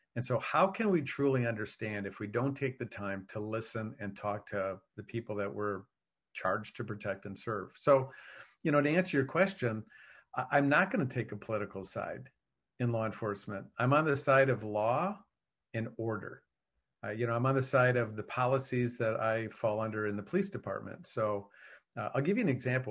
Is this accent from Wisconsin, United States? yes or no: yes; Wisconsin, United States; I was raised in Wisconsin